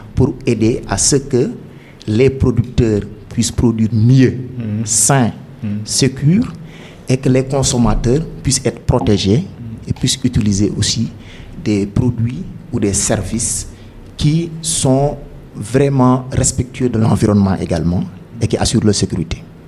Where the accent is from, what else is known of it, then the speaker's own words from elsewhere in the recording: Dakar, Senegal; also born or lived in Thiès; je suis né à Dakar, un certain 6 janvier.